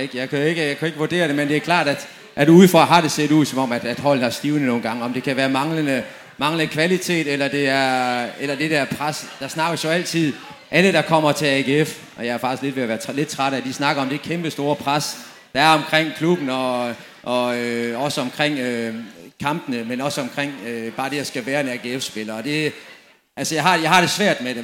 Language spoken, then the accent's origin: Danish; Dortmund, North Rhine-Westphalia, Germany; moved away; Jeg kommer selv fra Dortmund